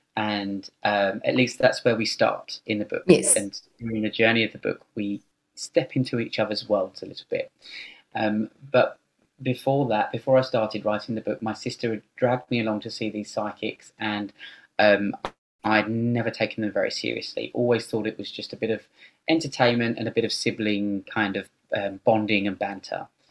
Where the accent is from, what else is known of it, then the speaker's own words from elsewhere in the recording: United Kingdom; moved away as an adult; also born or lived in London; now in Sydney, Australia; I'm British and I've lived in Australia for ten years, and at the time when I st- uh, started writing the book, um, I was living in London